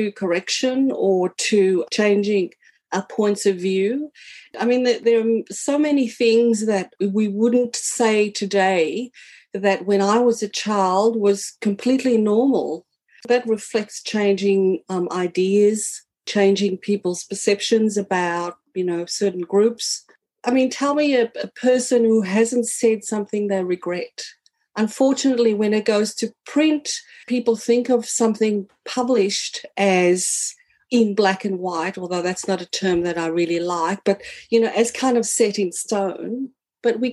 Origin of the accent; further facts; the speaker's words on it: South Africa; moved away as an adult; now in Australia; I am a South African born. I came to Australia in 1986 as a 21-year-old, and I've lived here ever since